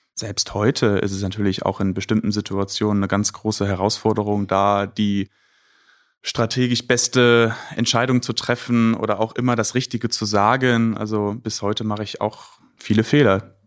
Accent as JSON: {"language": "German", "town": "Düsseldorf", "region": "North Rhine-Westphalia", "country": "Germany", "also_born_or_lived": "Bocholt", "said": "Ich bin Düsseldorfer durch und durch"}